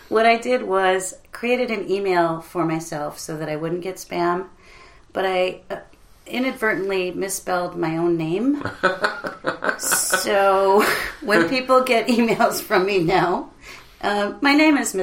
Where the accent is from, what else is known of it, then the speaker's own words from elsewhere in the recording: Detroit, Michigan, United States; now in Burbank, United States; Which is my hometown.